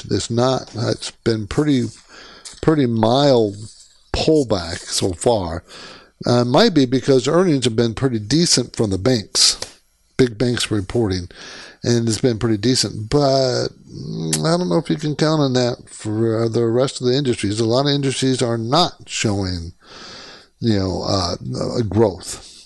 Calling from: San Francisco, California, United States; I'm calling from San Francisco area

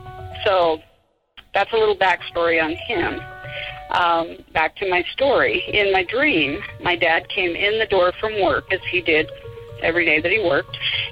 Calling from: Spokane, Washington, United States; from Spokane.

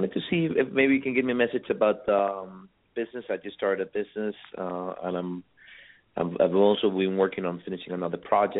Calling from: Miami, Florida, United States; I'm calling from Miami.

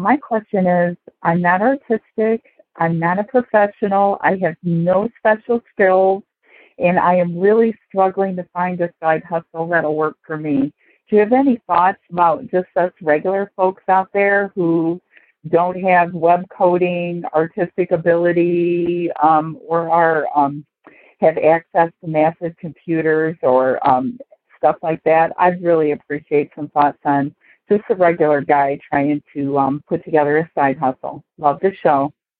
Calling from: Ohio, United States; I'm calling from Ohio.

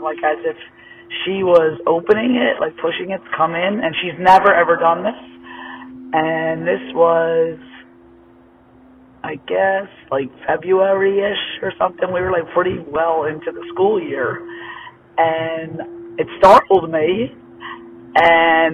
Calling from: Pennsylvania, United States; I'm calling from Smith Meeting, PA

